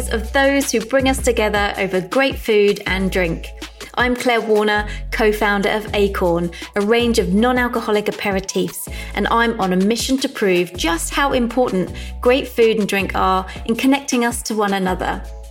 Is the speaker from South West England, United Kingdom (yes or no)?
no; London, United Kingdom; I grew up in South London.